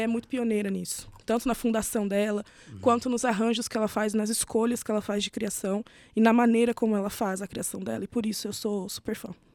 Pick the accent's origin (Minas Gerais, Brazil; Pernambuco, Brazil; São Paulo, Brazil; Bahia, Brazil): Minas Gerais, Brazil; Itajubá; Eu sou do sul de Minas, hum. é ali pela região de Itajubá, que é de onde eu venho